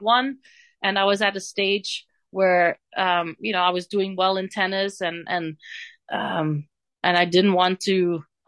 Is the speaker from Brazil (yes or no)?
no; Bree, Flanders, Belgium; English is a second language; moved away; from my hometown in Brie